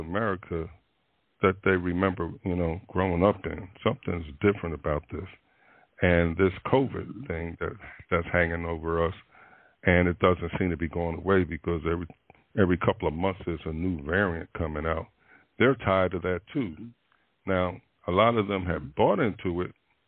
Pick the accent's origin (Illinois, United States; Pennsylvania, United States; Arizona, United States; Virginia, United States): Pennsylvania, United States; Philadelphia; my hometown of Philadelphia